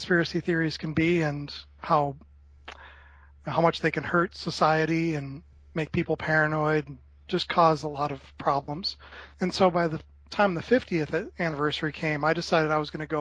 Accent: Minneapolis–St. Paul, Minnesota, United States

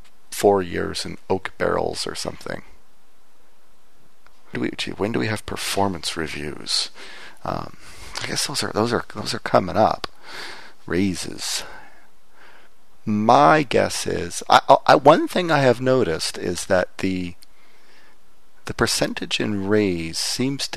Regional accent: Windsor, Ontario, Canada; moved away; I was back in my hometown of Windsor, which is across the border from Detroit

